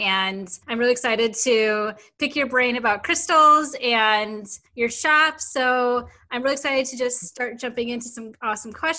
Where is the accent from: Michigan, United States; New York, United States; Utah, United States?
Michigan, United States; I'm from Michigan